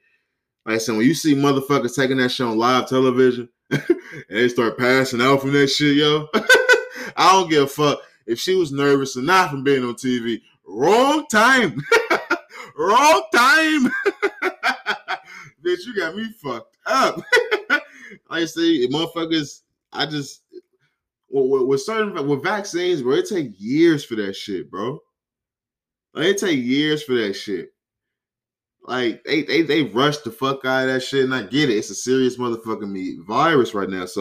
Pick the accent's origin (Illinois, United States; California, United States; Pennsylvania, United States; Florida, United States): California, United States; I'm from Cali.